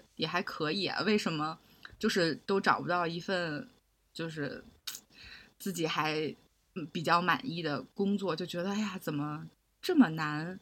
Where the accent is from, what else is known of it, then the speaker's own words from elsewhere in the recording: China; moved away as an adult; also born or lived in Hong Kong; 因为我是内地人